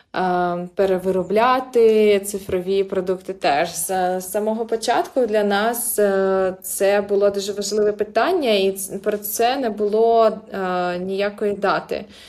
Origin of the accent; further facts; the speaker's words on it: Crimea, Ukraine; moved away; я, наприклад, народилася в Криму